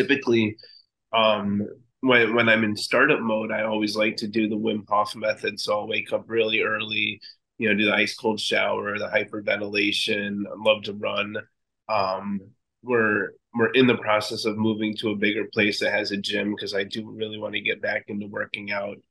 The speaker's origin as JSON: {"language": "English", "town": "Chicago", "region": "Illinois", "country": "United States", "moved": "as an adult", "lives_now": "Rio de Janeiro, Brazil", "said": "I'm from Chicago, and I still have a residence there, but I've been kind of migrating to Rio for the last year and a half or 2 years now"}